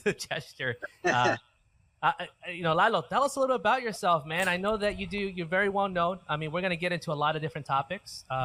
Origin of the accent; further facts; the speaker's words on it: Riverside, California, United States; also born or lived in Zacatecas, Mexico; now in Phoenix, United States; I grew up in Riverside, right, the England Empire, for most of my childhood. And then, of course, I was born in Zacatecas